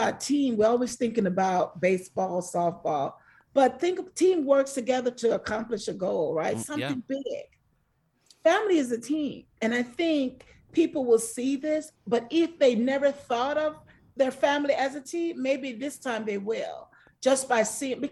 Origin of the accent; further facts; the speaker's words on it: Jamaica; now in United States; I grew up on an island. I grew up in Jamaica